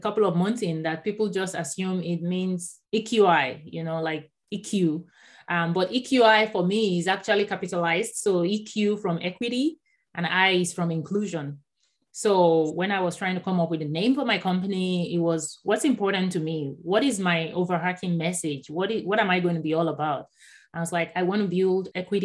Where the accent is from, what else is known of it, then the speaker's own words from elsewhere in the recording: Nigeria; first language Yoruba; English is a second language; moved away as an adult; also born or lived in Houston, Texas; now in San Diego, United States; I was born in Nigeria. So I actually grew up in Nigeria, and I didn't move to the US until 2009.